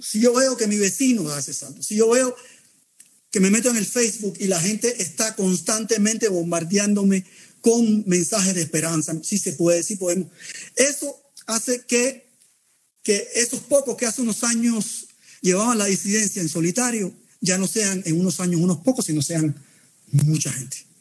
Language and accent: Spanish; Cuba; los que nacimos en Cuba